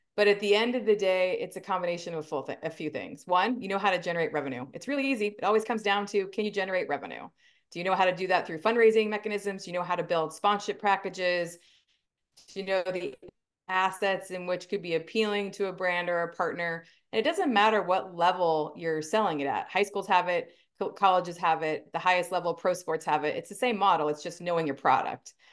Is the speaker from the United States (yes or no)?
yes; Simi Valley, California, United States; moved away as an adult; also born or lived in Arizona; So I am a California native. I grew up in Southern California, um, in a town called Simi Valley, um, so in the Ventura County area